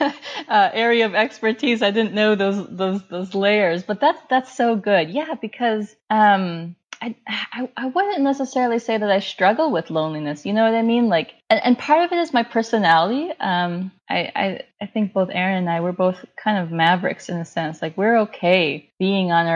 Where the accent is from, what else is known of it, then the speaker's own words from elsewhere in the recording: United States; as a minority, as an Indian American woman